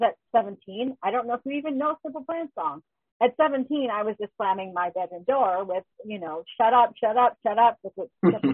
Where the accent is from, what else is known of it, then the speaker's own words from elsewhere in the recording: Canada; I'm Canadian.